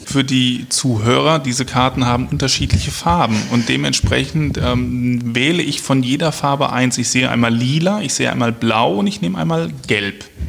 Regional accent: Marburg, Hesse, Germany; moved away as an adult; now in Wiesbaden, Germany; komme ursprünglich aus Mittelhessen, aus Marburg. Dort mhm. bin ich groß geworden ähm, habe meine Kindheit, meine Jugend, meine Berufsanfänge verbracht

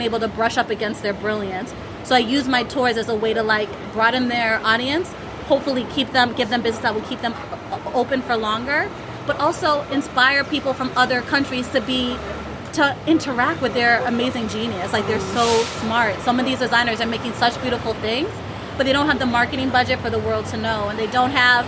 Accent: Florida, United States; also born or lived in Jamaica / Harlem, New York; now in New York, United States; I'm Jamaican. I grew up in Florida.

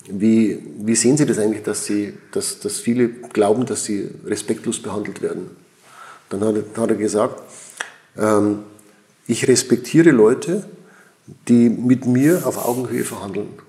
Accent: Switzerland; Und, also ich bin ein Schweizer und ich muss schon sagen, hier in der Schweiz ist es anders.

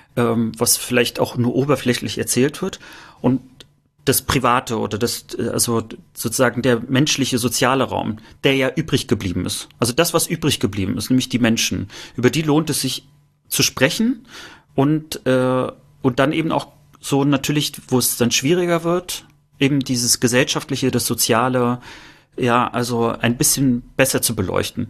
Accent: northern East Germany, Germany; wenn ich sage, ich komme aus dem Norden, wird gesagt, nee, du kommst nicht aus dem Norden, du kommst ja aus dem Osten

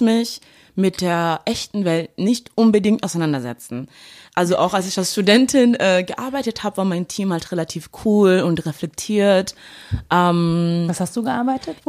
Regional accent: Duisburg, North Rhine-Westphalia, Germany; now in Cologne, Germany; ich komme aus Duisburg

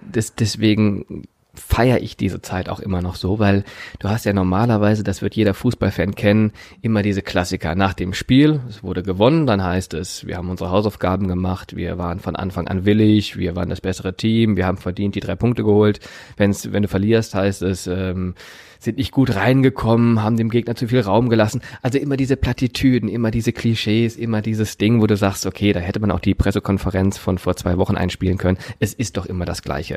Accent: Remscheid, North Rhine-Westphalia, Germany; Ich bin in Remscheid geboren

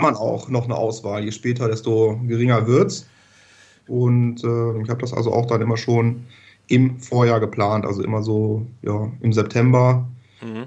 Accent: Düsseldorf, North Rhine-Westphalia, Germany; also born or lived in Hamburg; ich komme aus Düsseldorf

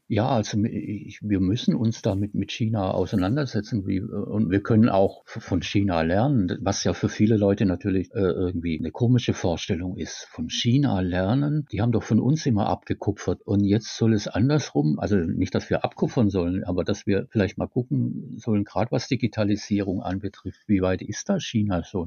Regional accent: Tübingen, Baden-Württemberg, Germany; ich bin gebürtiger Tübinger, habe auch in Tübingen dann Volkswirtschaft studiert

